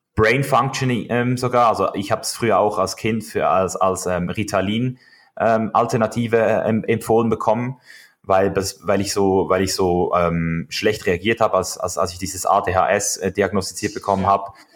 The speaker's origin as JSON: {"language": "German", "country": "Switzerland", "tie": "born or raised there", "moved": "yes", "lives_now": "United States", "said": "ich als Schweizer äh, Junge, als Bub, Schweizer Bub"}